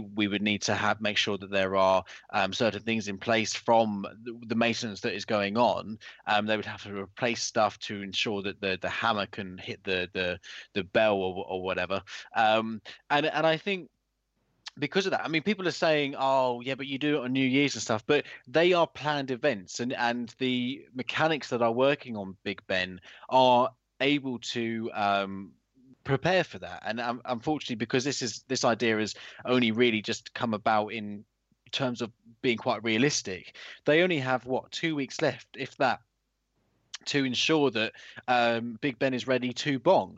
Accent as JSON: {"language": "English", "country": "United Kingdom", "said": "we are British people"}